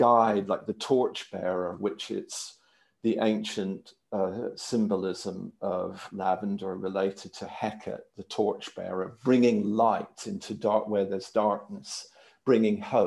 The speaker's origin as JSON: {"language": "English", "region": "Maryland", "country": "United States", "tie": "born or raised there", "said": "I grew up in Maryland"}